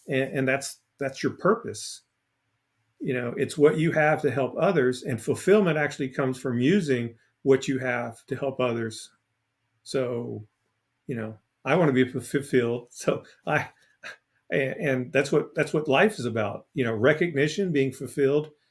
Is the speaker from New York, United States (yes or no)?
no; Port Arthur, Texas, United States; I'm from Port Arthur, Texas.